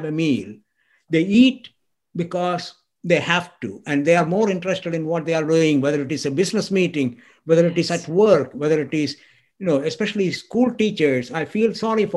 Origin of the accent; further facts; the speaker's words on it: India; I grew up in India